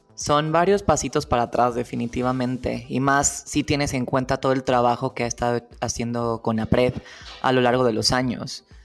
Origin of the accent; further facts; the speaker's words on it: Querétaro, Mexico; yo en este periodo de mi vida crecí en Querétaro